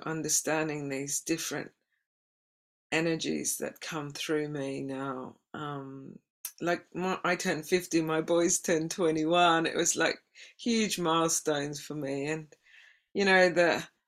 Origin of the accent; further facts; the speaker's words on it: Australia; moved away; being an Aussie